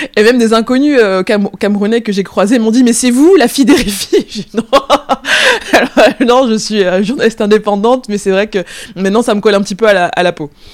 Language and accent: French; France; je, suis, française, je suis née en France, j'ai grandi en France